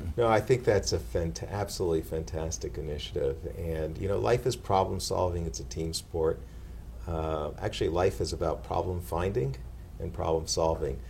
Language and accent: English; Canada; also born or lived in Atlanta, Georgia; now in Boston, United States; as a Canadian